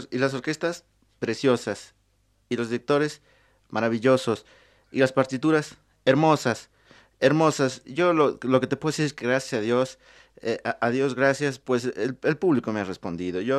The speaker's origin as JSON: {"language": "Spanish", "region": "Mexico City", "country": "Mexico", "tie": "born there", "said": "yo nací en el Distrito Federal hace mucho tiempo, bueno, hace algunos años"}